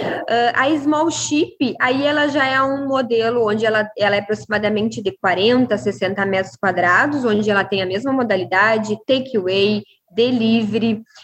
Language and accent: Portuguese; Uruguaiana, Rio Grande do Sul, Brazil; Sou gaúcha, sou da cidade de Uruguaiana, Rio Grande do Sul